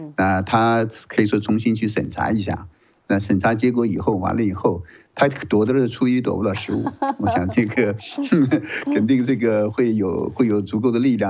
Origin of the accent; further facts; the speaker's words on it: United States; 我们美国人民允不允许他这么退让，这是另一个问题。